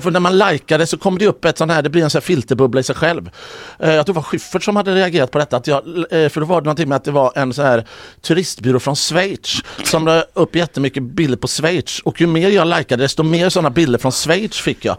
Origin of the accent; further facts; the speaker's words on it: Mölndal, Västra Götaland, Sweden; also born or lived in Gothenburg; jag är från Mölndal.